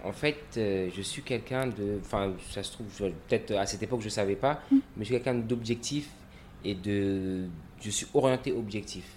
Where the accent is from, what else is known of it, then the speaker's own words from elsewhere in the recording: Comoros; j'ai grandi au Comores dans, mon enfance, j'ai un peu voyagé, mais j'ai toujours été ici